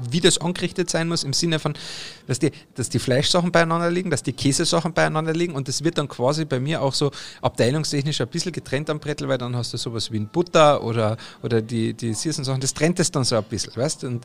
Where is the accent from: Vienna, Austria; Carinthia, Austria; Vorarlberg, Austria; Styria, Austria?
Carinthia, Austria; bei uns in Österreich haben wir dann halt natürlich auch die verschiedenen Speck, aber wir in Kärnten, ne, ich bin ja Kärntner